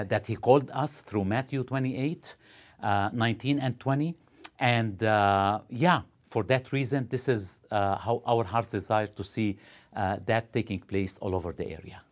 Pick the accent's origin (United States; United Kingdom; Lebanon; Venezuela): Lebanon; moved away as an adult; now in Ottawa, Canada; originally, uh, from Lebanon, uh, grew up in Lebanon.